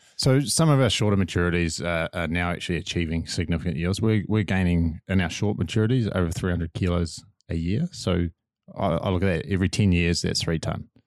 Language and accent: English; Manawatū-Whanganui, New Zealand; I'm from Manawatu and the, the clays of Bunnythorpe